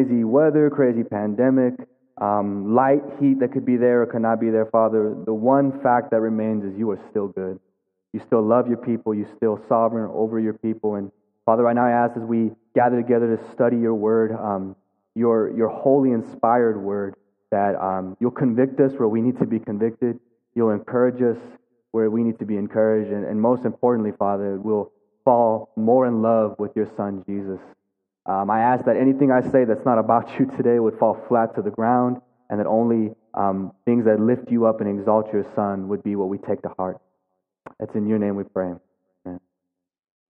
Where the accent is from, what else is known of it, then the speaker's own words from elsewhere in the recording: Amarillo, Texas, United States; also born or lived in Philadelphia; I'm born and raised in Amarillo, Texas